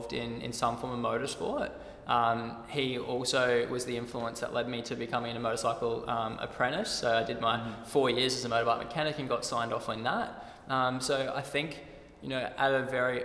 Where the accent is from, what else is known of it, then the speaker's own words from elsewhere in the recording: Redland City, Queensland, Australia; I'm from the Redlands, out in the Bayside, and grew up on the water.